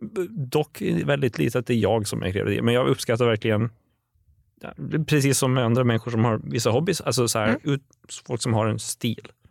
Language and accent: Swedish; Åland Islands; also born or lived in Eskilstuna; now in Stockholm, Sweden; jag kommer från Åland överlag och vi kanske är lite gnälliga